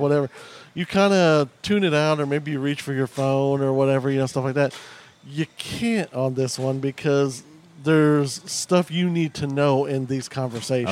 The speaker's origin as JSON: {"language": "English", "town": "Ozark", "region": "Missouri", "country": "United States", "tie": "born or raised there", "also_born_or_lived": "Chicago suburbs, Illinois", "said": "being in Ozark, you know, we moved down from Chicago"}